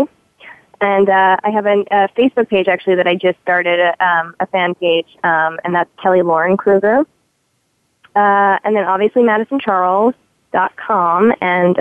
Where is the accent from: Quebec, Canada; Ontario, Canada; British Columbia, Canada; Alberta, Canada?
Quebec, Canada; Montreal; now in Los Angeles, United States; I'm from Montreal, and I grew up on poutine